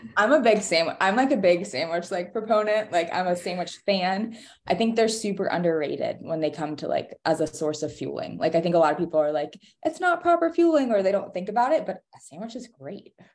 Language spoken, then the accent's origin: English; North Carolina, United States; growing up in North Carolina